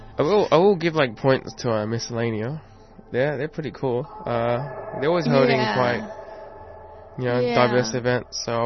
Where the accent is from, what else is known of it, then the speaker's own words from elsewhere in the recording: Keysborough, Victoria, Australia; now in Coburg, Australia; I currently live in Coburg, but I grew up in Keysborough.